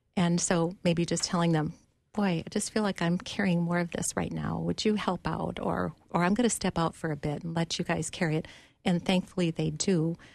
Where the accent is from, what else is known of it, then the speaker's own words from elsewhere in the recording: Duluth, Minnesota, United States; now in Bloomington, United States; I grew up in Duluth, and when I was entering high school, my family moved down to Minneapolis